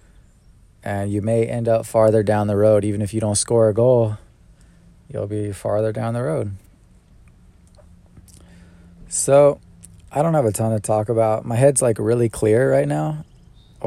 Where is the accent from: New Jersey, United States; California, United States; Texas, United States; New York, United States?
California, United States; now in Atlanta, United States; I'm from Cali?